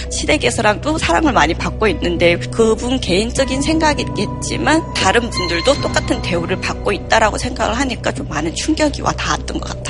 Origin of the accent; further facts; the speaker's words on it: Harbin, Heilongjiang, China; now in South Korea; 저는 중국 할빈에서 왔고요.